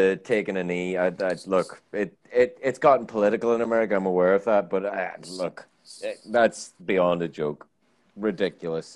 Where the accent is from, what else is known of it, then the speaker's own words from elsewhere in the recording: Ireland; I'm Irish